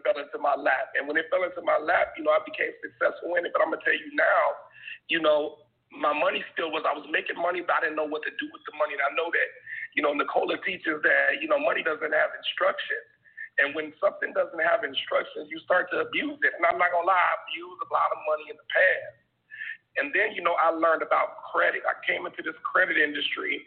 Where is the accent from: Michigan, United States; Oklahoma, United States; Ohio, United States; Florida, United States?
Ohio, United States; Dayton; growing up in Dayton, Ohio